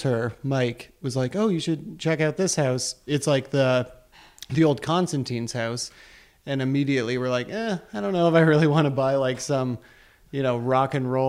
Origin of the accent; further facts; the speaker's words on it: Caledon Village, Ontario, Canada; moved away as an adult; also born or lived in Montreal / Edmonton; now in Guelph, Canada; I grew up in Caledon Village, then I went out to McGill for university